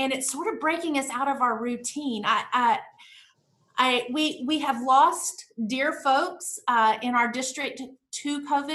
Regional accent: Tulsa, Oklahoma, United States; now in Texas, United States; I'm originally from Tulsa, Oklahoma

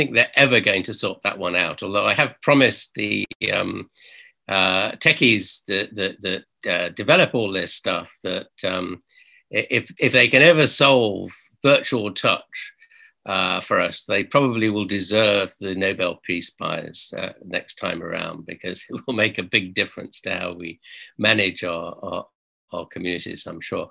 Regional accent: United Kingdom; we're British

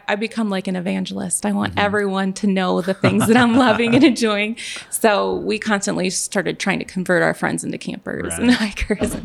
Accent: southeastern Wisconsin, United States; now in Arizona, United States; I was raised in southeastern Wisconsin, and I was a lake kid

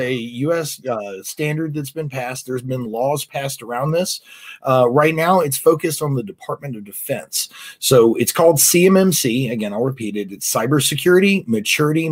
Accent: United States; we as the American people

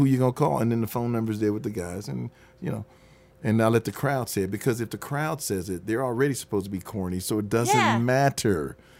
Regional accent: Detroit, Michigan, United States; moved away as an adult; also born or lived in California; You know, I'm coming from Detroit, so yeah. We talk differently.

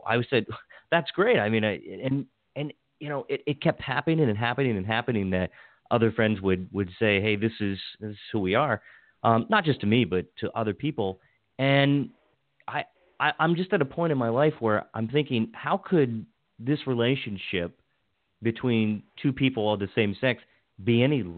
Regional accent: Western Maryland, United States; I grew up in Western Maryland

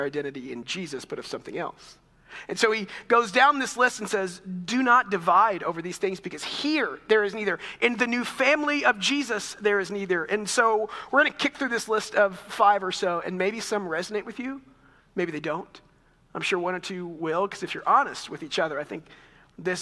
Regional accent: Texas, United States; moved away as an adult; also born or lived in Chicago; in my year of Texas history

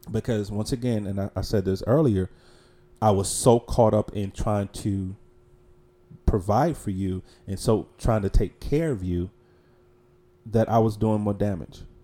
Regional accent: Charlotte, North Carolina, United States; born or raised there

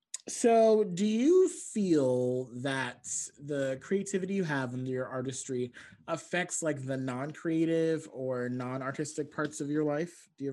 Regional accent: Barbados; I'm from Barbados, so yeah, that's my cousin.

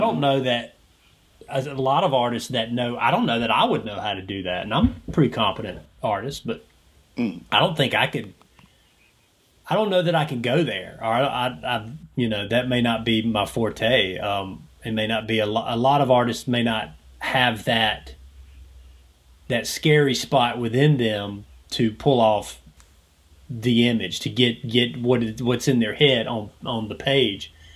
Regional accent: Georgia, United States; someone who has grown up in Georgia, lives in Georgia, I'm a Southerner, I, this is my home

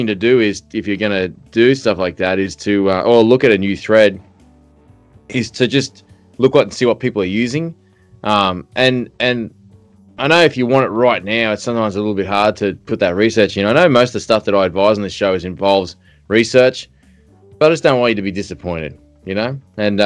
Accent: Australia; I'm Australian

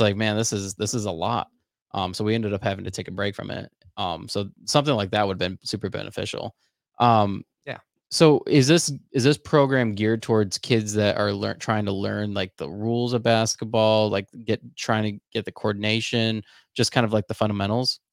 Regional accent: Charlotte, North Carolina, United States; growing up in Charlotte, I was a part of, uh, this program called Upwards

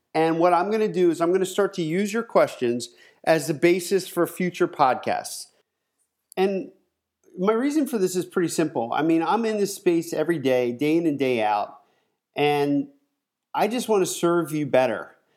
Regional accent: Pennsylvania, United States; moved away as an adult; also born or lived in Southern California; now in California, United States; I'm from Pennsylvania

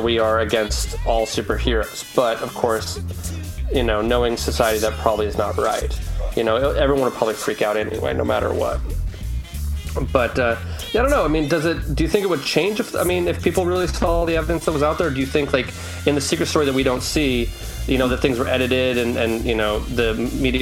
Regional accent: Utah, United States; I was from Utah

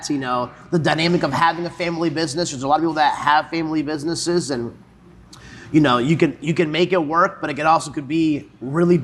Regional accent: Salisbury, North Carolina, United States; I grew up in the Salisbury area

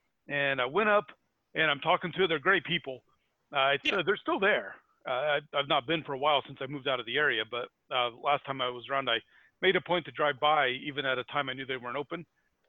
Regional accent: Indiana, United States; I'm from Indiana

